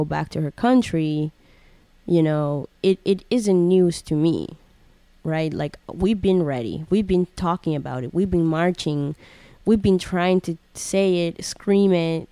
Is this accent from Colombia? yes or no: yes; Colombia; English is a second language; moved away; When I was in Colombia and I couldn't speak English that well